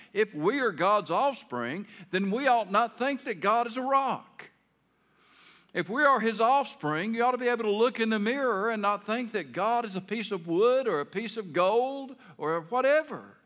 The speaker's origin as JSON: {"language": "English", "town": "Taylor", "region": "Arkansas", "country": "United States", "tie": "born or raised there", "moved": "as an adult", "said": "I grew up in Taylor, Arkansas"}